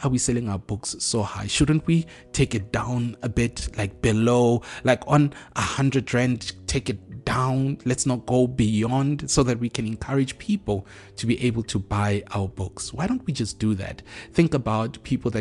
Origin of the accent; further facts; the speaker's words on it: South Africa; us as South African authors